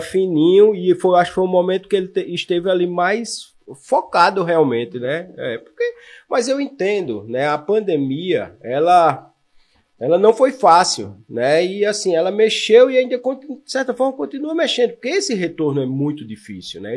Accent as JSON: {"language": "Portuguese", "town": "Maceió", "region": "Alagoas", "country": "Brazil", "tie": "born or raised there", "also_born_or_lived": "Curitiba", "moved": "as an adult", "lives_now": "João Pessoa, Brazil", "said": "Eu sou alagoano, eu fui aluno marista de Maceió"}